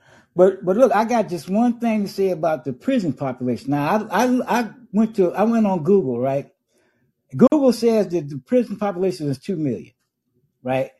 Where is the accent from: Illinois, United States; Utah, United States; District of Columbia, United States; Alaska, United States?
Illinois, United States; Chicago; I was born and raised in Chicago